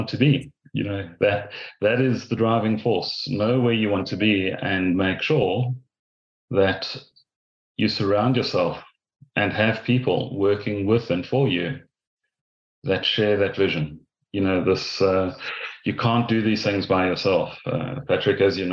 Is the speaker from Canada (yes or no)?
no; South Africa; moved away as an adult; also born or lived in Ireland; now in Castlebar, Ireland; being a South African